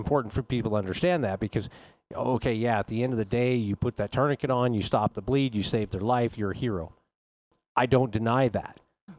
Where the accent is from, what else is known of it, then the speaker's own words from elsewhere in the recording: Wyoming, United States; Dude, I'm from Wyoming.